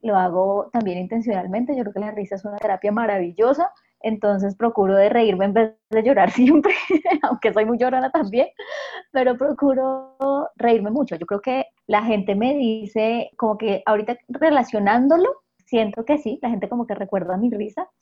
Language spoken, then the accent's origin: Spanish; Acevedo, Huila, Colombia; moved away; yo nací en un pueblo muy pequeñito del sur de Huila que se llama Acevedo